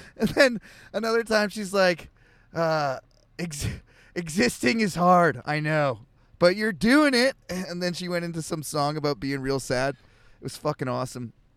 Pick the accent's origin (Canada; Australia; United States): Canada; I'm Canadian